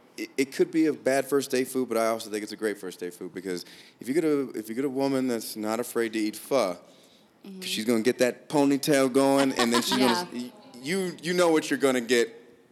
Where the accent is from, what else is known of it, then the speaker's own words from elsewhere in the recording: Los Angeles, California, United States; moved away as an adult; now in Utah, United States; And see, I'm originally from Los Angeles, and I got stationed out in Utah.